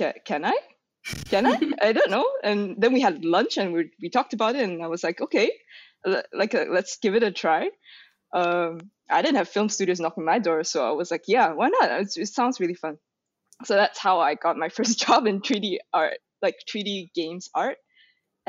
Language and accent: English; Malaysia; moved away; I was actually starting from Malaysia, so it's like this kind of, I don't want to say small, but it's like a country in Southeast Asia